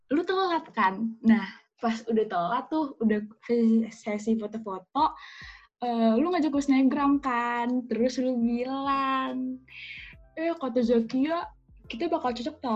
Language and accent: Indonesian; Cirebon, West Java, Indonesia; ternyata lu baru tahu kalau gue anak Cirebon